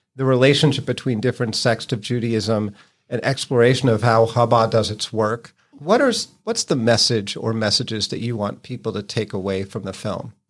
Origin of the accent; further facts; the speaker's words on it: Lexington, Massachusetts, United States; I grew up in Lexington